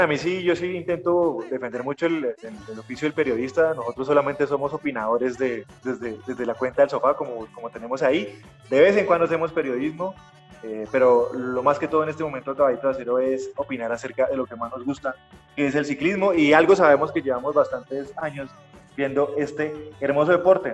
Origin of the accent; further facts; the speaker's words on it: Bilbao, Basque Country, Spain; yo soy de Bilbao